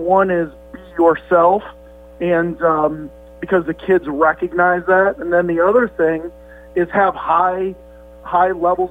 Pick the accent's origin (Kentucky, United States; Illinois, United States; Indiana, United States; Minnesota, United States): Indiana, United States; Valparaiso; moved away as an adult; I'm from Valpo